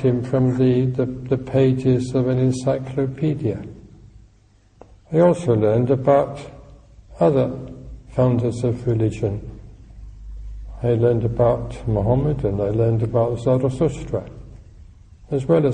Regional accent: London, United Kingdom; also born or lived in Stockwell, London; And I was brought up in Tooting

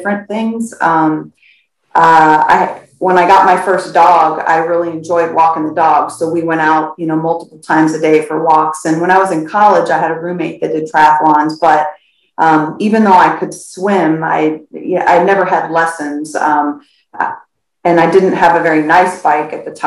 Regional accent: Florida, United States; also born or lived in St. Louis, Missouri, United States; I was born in St. Louis, but we moved to Florida when I was 7

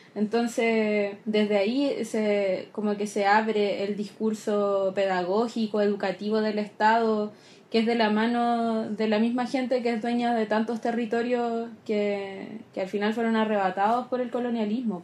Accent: Chile; como chilenos

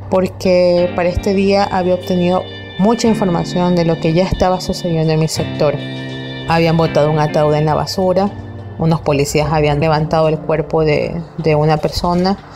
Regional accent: Guayaquil, Guayas, Ecuador; soy de Guayaquil, Ecuador.

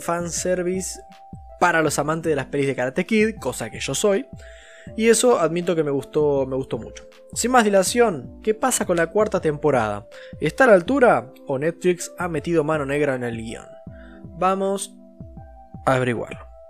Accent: Argentina; yo soy un argentino hecho y derecho

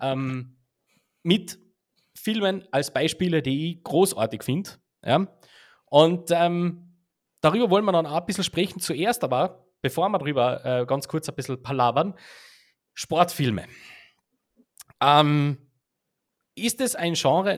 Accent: Heiligenblut am Großglockner, Carinthia, Austria; in Heiligenblut am Großglockner aufwachst

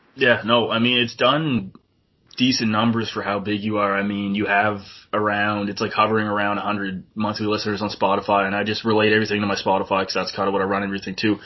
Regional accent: New Brunswick, Canada; I'm from New Brunswick

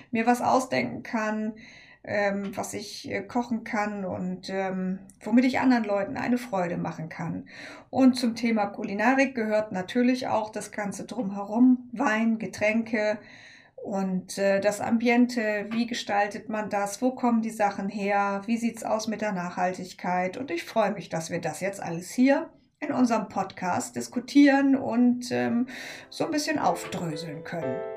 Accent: Germany; das Nordlicht hier in unserer Runde. Ich komme aus der Nähe von Bremen

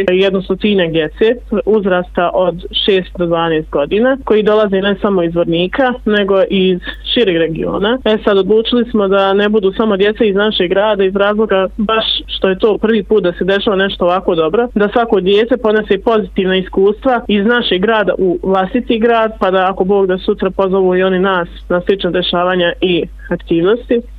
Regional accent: Zvornik, Republika Srpska, Bosnia & Herzegovina; kod nas u Zvorniku

